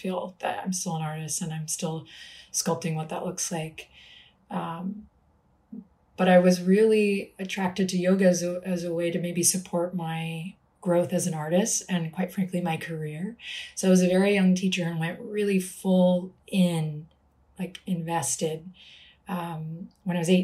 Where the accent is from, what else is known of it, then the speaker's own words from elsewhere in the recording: Austin, Texas, United States; I was starting to teach in small places around my hometown, which I'm in today, Austin